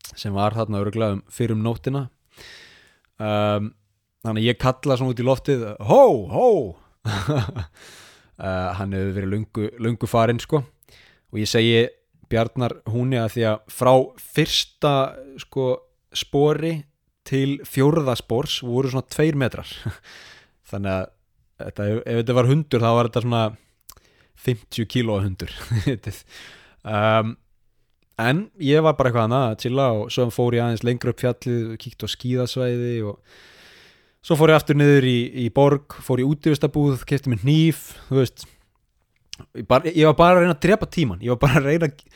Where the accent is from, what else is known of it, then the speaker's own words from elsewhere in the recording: Iceland; moved away as an adult; now in Sapporo, Japan; ég er nú frá Íslandi